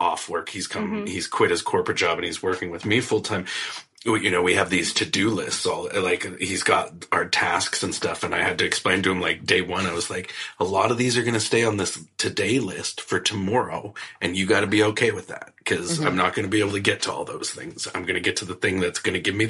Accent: Canada

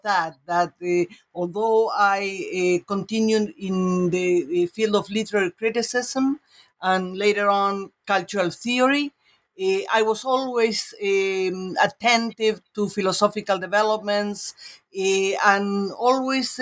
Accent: Uruguay; moved away; I'm from Uruguay and started my studies in my country

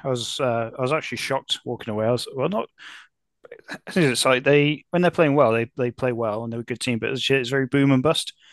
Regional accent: Telford, West Midlands, United Kingdom; now in Cardiff, United Kingdom; I grew up in Telford, which is in Shropshire.

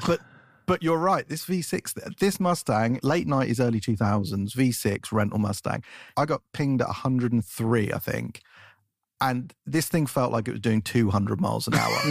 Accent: England, United Kingdom; now in United States; as an Englishman

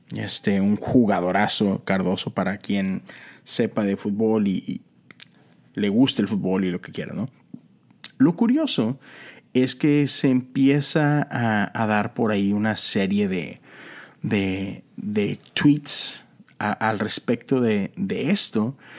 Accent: Monterrey, Nuevo León, Mexico; Soy mexicano y soy de Monterrey, Nuevo León

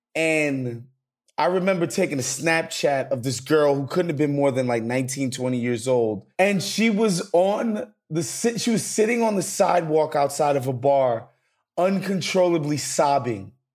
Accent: New York, United States; native New Yorker

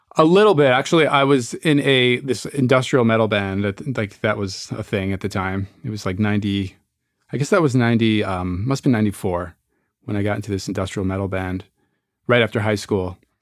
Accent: Newburgh, New York, United States; moved away as an adult; also born or lived in Berkeley, California; I was born in Newburgh, New York, and I grew up there, and I you know, lived in one house

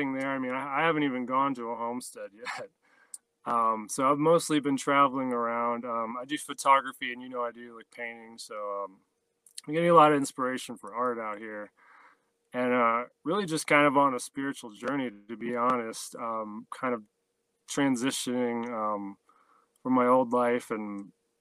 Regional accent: Ohio, United States; moved away; I grew up in Ohio, not far from where you're at, in the city

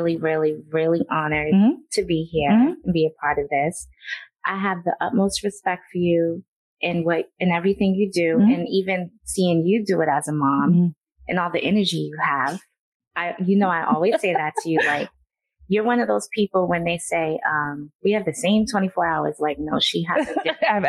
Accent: Boston, Massachusetts, United States; I'm from Boston, born and raised

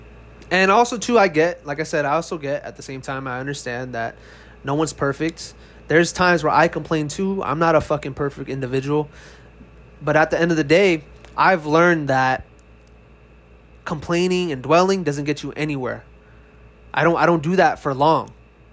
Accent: California, United States; moved away as an adult; now in Texas, United States; I was born and raised in California, but last year I moved to Texas

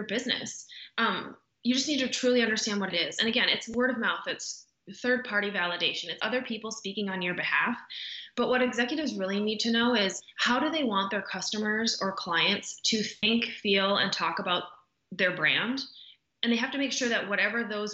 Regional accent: North Dakota, United States; moved away as an adult; also born or lived in Minneapolis / San Diego; now in Dallas, United States; I am born and raised in North Dakota

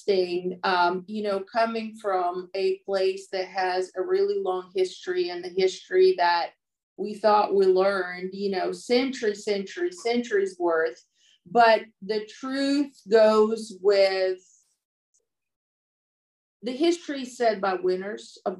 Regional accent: Russia; I'm born and raised in Russia

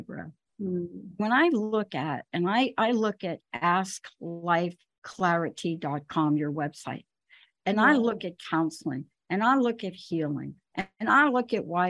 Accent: New York, United States; I was from New York

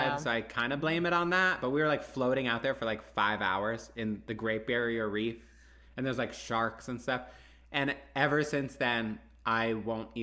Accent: Houston, Texas, United States; moved away as an adult; I grew up in Houston

